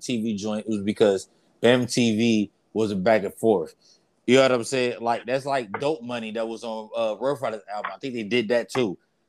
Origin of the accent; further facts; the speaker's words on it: New York, United States; When Ja Rule dropped from New York, I'm from New York, that was a single.